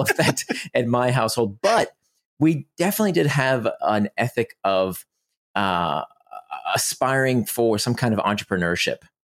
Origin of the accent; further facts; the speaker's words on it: Orlando, Florida, United States; also born or lived in Israel; I grew up in Orlando, Florida